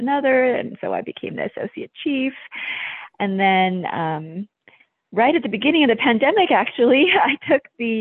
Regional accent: southern New Mexico, United States; also born or lived in Thailand / Albuquerque, New Mexico; born in Thailand, and I moved to New Mexico when I was fairly young and grew up in a small border town in southern New Mexico

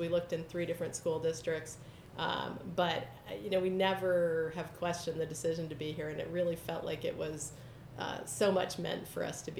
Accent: Bradford, New Hampshire, United States; moved away; also born or lived in Marshall Islands; the house I grew up in Bradford, New Hampshire.

